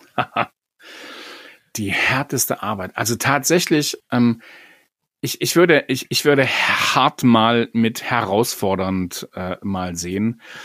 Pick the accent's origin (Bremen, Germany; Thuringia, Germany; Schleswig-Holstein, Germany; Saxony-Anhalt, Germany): Saxony-Anhalt, Germany; Magdeburg; moved away; Ich bin ja in Magdeburg groß geworden